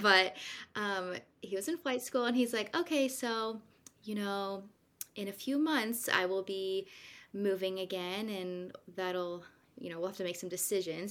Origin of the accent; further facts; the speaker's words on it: Kansas, United States; moved away as an adult; also born or lived in Santa Rosa Beach, Florida; I'm actually from Kansas, so it's funny I'm back where I started